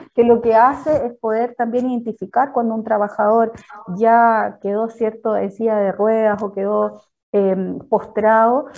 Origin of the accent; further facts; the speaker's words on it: San Fernando, O'Higgins, Chile; now in Placilla, Chile; yo soy de San Fernando, oriunda de San Fernando, actualmente yo vivo en Placilla, una localidad rural de la sexta región